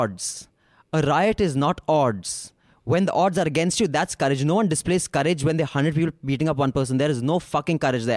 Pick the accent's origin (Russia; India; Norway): India; Bihar; I'm from Bihar. I know the mindset of a Bihari on the ground.